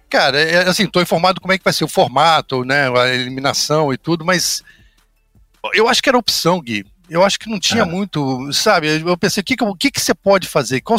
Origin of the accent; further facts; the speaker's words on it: Rio de Janeiro, Brazil; Na verdade, eu sou Papa Goiaba, cara. Eu sou do interior do Rio.